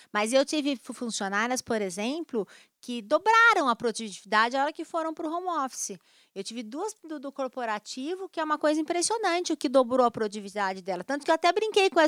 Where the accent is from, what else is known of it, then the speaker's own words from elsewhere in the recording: Brazil; nós somos brasileiros